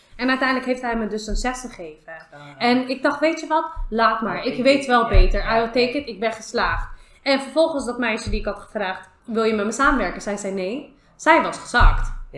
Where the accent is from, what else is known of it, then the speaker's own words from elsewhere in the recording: The Hague, South Holland, Netherlands; ik kwam uit Schilderswijk, ik woon nog steeds in Schilderswijk